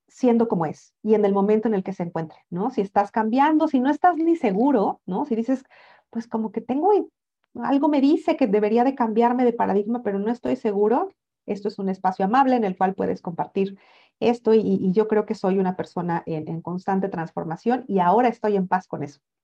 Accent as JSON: {"language": "Spanish", "country": "Mexico", "said": "yo soy mexicana"}